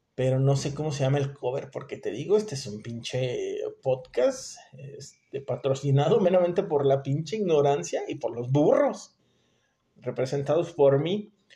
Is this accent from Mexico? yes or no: yes; Mexico; nosotros como mexicanos